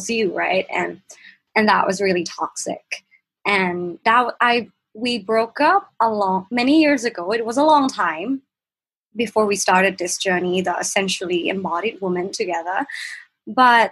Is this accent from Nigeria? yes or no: no; Bangkok, Thailand; I'm from Bangkok, Thailand, and I'm 24